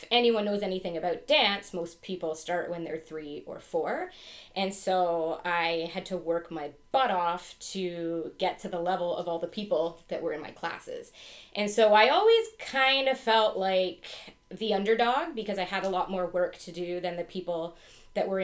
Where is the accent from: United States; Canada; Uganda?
Canada; Ottawa, Ontario; now in Lambeth, Canada; I'm from Ottawa originally. That's where I grew up